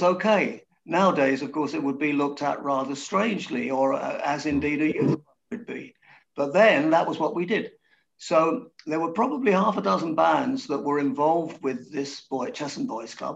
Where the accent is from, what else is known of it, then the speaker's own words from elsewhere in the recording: Hertfordshire, East of England, United Kingdom; we grew up in the same little town in Hertfordshire, which was just out of the smoke.